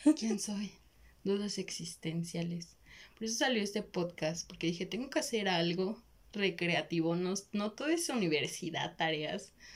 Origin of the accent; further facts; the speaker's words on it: Mexico; somos de México